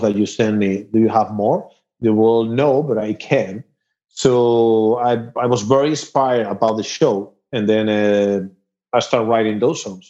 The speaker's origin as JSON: {"language": "English", "region": "Asturias", "country": "Spain", "tie": "born or raised there", "also_born_or_lived": "Madrid, Spain / Mexico / Los Angeles, United States", "accent": "Spanish", "second_language": "English", "moved": "as an adult", "lives_now": "Austin, United States", "said": "Sorry, in Asturias, but I moved to Madrid. I was living 11 years in Madrid"}